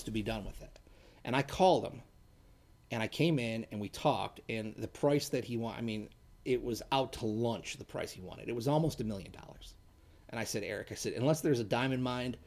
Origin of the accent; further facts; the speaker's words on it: Rochester, Michigan, United States; also born or lived in Burton, Michigan; now in Holly, United States; I grew up in Rochester